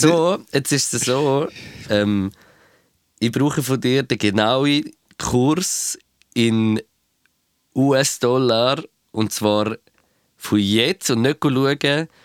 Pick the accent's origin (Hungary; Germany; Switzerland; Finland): Switzerland; Aber ich weiß nicht, ob es bei uns in der Schweiz ist.